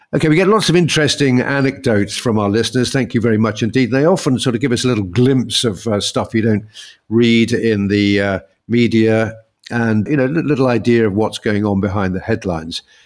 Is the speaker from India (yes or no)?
no; United Kingdom; we're British